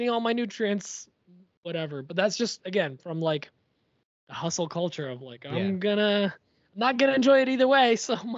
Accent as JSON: {"language": "English", "country": "Poland", "said": "Yeah, I'm from Poland. Whatever. Let it slide."}